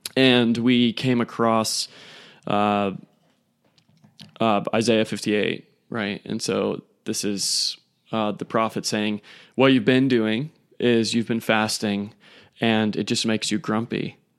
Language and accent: English; United States; we, as American males